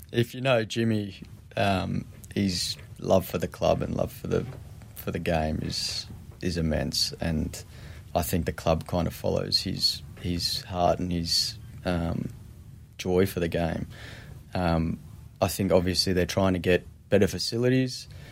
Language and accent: English; Epping, Victoria, Australia; where we grew up in Epping, literally the end of the street